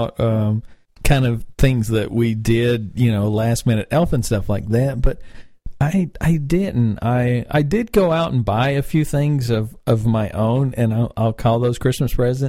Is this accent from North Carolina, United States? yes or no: yes; North Carolina, United States; now in Atlanta, United States; I love Winston-Salem because that's my home state